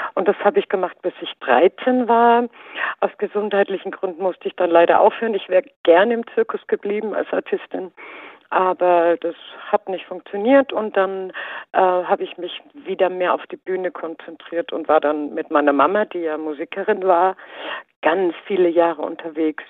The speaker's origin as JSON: {"language": "German", "region": "Baden-Württemberg", "country": "Germany", "tie": "born or raised there", "said": "also ich bin ja in Baden-Württemberg geboren"}